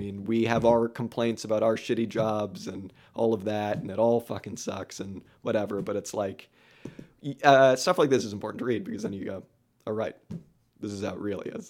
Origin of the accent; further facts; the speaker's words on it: California, United States; growing up in California